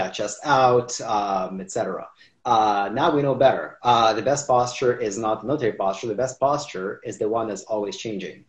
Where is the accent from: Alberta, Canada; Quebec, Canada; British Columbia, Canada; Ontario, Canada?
Ontario, Canada; Toronto; also born or lived in Kazakhstan / Israel; when I was 3, I moved to Israel. And when I was 10, I moved here to Canada, to Toronto